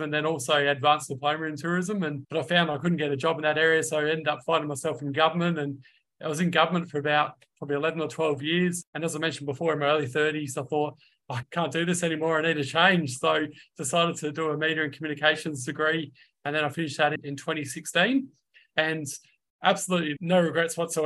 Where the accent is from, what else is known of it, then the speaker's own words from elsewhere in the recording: Adelaide, South Australia, Australia; also born or lived in Melbourne; I've been in Adelaide most of my life, other than in late 2013 to about April 2015. I lived in Melbourne